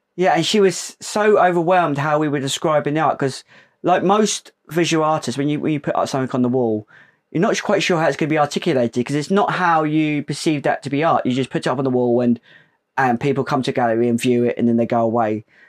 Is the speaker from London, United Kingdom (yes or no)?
no; Portsmouth, South East England, United Kingdom; we're from Portsmouth, uh, and we grew up in that navy town